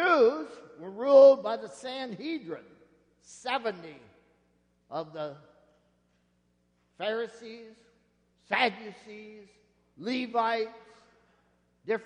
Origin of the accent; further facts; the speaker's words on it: Nebraska, United States; moved away; Out where I grew up in Nebraska